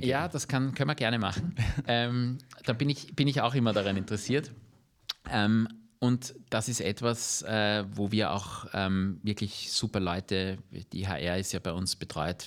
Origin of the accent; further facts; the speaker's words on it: Vienna, Austria; wir sind alle Wiener, wir leben in der Stadt